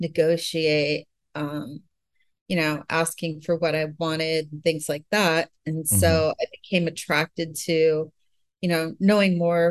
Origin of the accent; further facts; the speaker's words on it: Pennsylvania, United States; also born or lived in Florida / Southern California; In Pennsylvania and Florida. Oh. And I lived in Southern California. So I've moved around a lot.